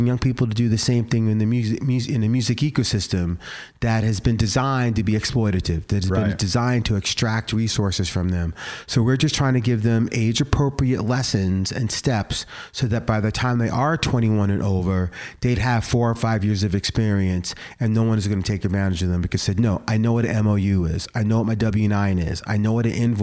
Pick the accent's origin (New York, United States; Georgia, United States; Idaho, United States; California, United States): New York, United States; now in Portland, United States; growing up in New York